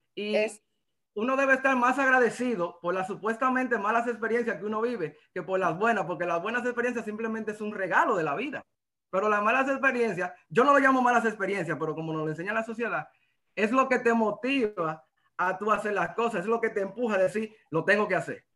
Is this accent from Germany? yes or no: no; La Vega, Dominican Republic; soy dominicano, soy de La Vega